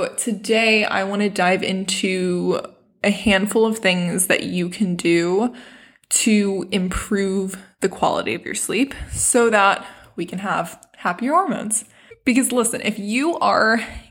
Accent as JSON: {"language": "English", "country": "South Africa", "moved": "yes", "lives_now": "United States", "said": "we are from South Africa"}